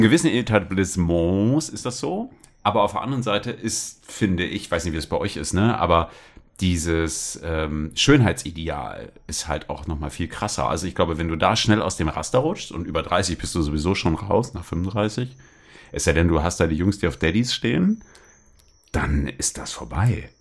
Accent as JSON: {"language": "German", "region": "Bremen", "country": "Germany", "tie": "born or raised there", "said": "ich bin in Bremen aufgewachsen"}